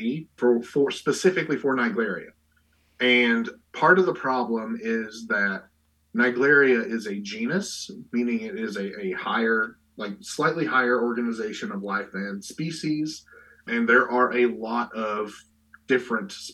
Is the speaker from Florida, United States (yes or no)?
no; Eastern Kentucky, United States; where I grew up in Eastern Kentucky